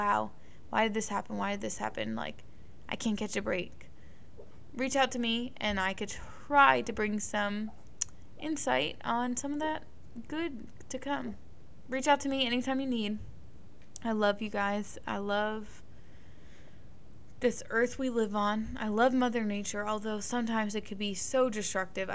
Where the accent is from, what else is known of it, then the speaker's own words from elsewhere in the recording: Northeast, United States; I grew up in the Northeast